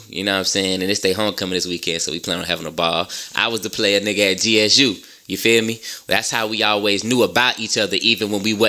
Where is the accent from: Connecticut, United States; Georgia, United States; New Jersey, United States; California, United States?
Georgia, United States; Savannah; now in Atlanta, United States; I'm from Savannah, Georgia, you know what I'm saying? But I reside in ATL.